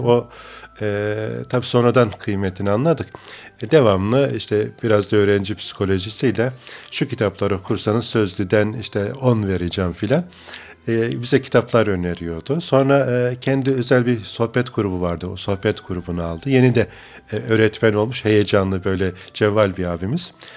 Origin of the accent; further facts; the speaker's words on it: Bayramiç, Çanakkale, Turkey; moved away as an adult; also born or lived in Istanbul; Çanakkale'nin Bayramiç ilçesi evet. Karaköy köyünde doğduk.